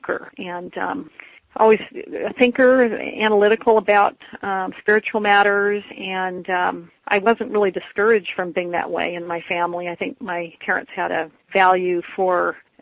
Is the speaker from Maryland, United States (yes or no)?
no; Berkeley, California, United States; I was born in Berkeley, California, into a Mormon family